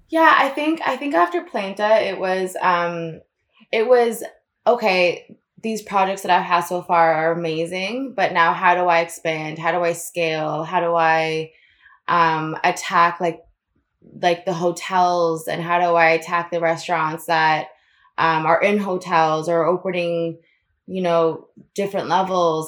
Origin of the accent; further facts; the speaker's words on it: Florida, United States; I grew up in Florida